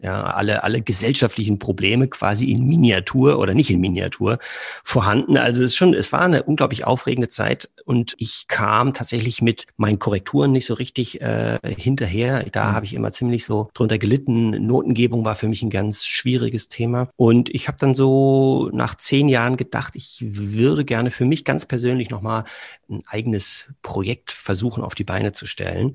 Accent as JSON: {"language": "German", "region": "Berlin", "country": "Germany", "tie": "born or raised there", "also_born_or_lived": "southern Germany", "moved": "as an adult", "lives_now": "Cologne, Germany", "said": "Bin gebürtig aus Berlin"}